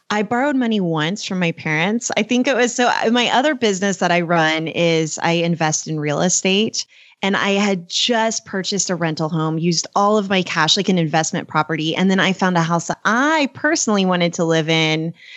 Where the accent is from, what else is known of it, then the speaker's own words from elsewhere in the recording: Oklahoma, United States; also born or lived in Texas; I was born in Texas and grew up in Oklahoma